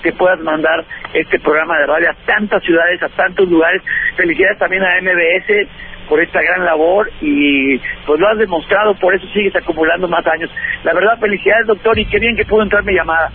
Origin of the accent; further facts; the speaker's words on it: Monterrey, Nuevo León, Mexico; acá en Monterrey, acá en mi tierra.